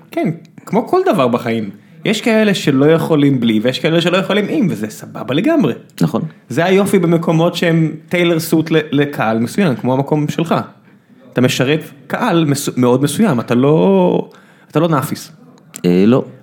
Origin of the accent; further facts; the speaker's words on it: Beersheba, Southern District, Israel; אני באר שבעי, הכל בסדר